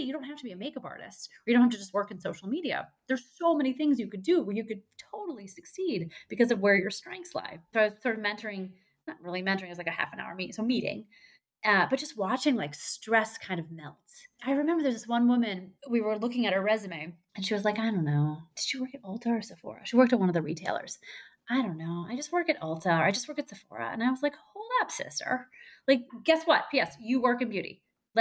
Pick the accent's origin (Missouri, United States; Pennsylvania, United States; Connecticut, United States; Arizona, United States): Missouri, United States; St. Louis; I'm from St. Louis, Missouri